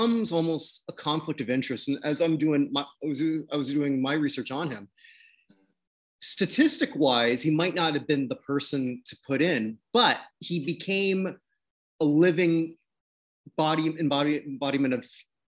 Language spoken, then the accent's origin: English; Canada; I'm actually a Canadian